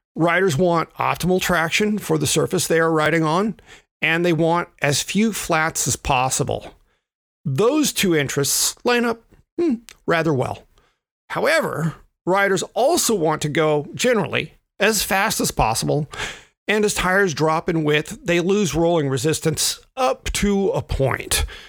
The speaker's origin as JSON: {"language": "English", "region": "the South", "country": "United States", "said": "I am a Southerner"}